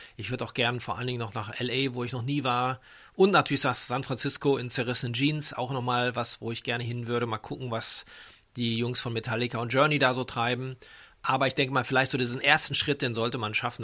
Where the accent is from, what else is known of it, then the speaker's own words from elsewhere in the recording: Dortmund, North Rhine-Westphalia, Germany; moved away as an adult; now in Frankfurt, Germany; Bin ja eher mit Bier aufgewachsen in Dortmund, da wo ich herkomme